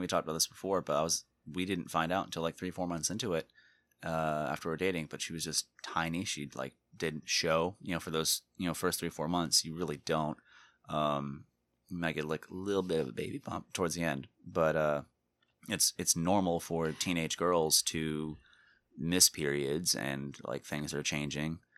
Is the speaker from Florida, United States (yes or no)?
yes; Florida, United States; born and raised in Florida